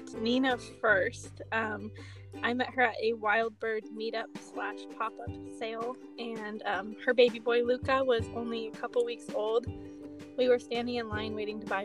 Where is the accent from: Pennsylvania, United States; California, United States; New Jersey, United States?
California, United States; San Diego; I'm from Southern California, like San Diego area